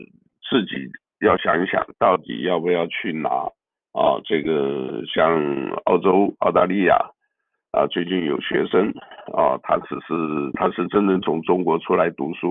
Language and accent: Chinese; Taiwan; moved away; 啊，就像我原来这个呃出来啊，我从台湾来出来的时候，我也感觉不一样。